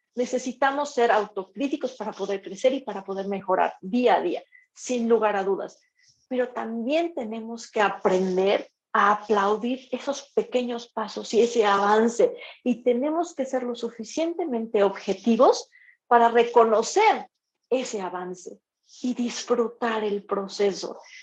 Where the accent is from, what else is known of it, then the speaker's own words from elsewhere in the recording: Mexico; mi carrera como mujer, como mexicana, como violinista